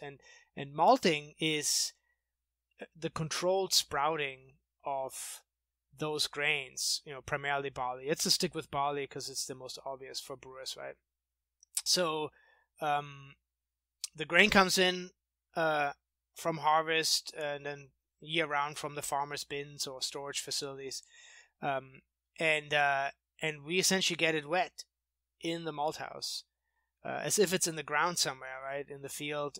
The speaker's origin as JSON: {"language": "English", "area": "outside of Munich", "region": "Bavaria", "country": "Germany", "tie": "born or raised there", "moved": "as an adult", "lives_now": "United States", "said": "I grew up in outside of Munich in Germany"}